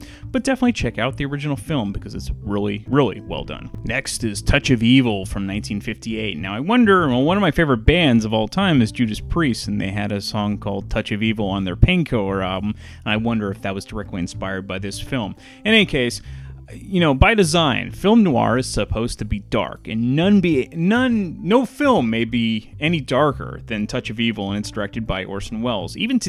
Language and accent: English; San Francisco Bay Area, California, United States; I grew up in the San Francisco Bay Area